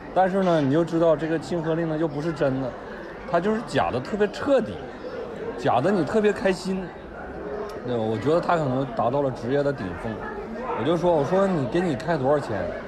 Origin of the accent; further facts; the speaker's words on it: northern China, China; 我是一个北方人